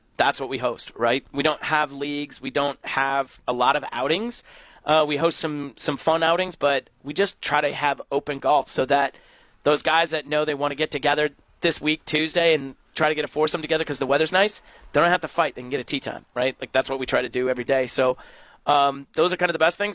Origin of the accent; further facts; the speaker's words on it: Prairie du Chien, Wisconsin, United States; I grew up in Prairie du Chien